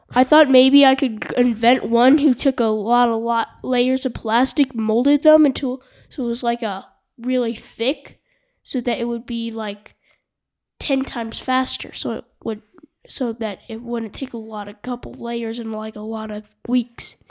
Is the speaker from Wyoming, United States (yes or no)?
yes; Jackson, Wyoming, United States; from Jackson Hole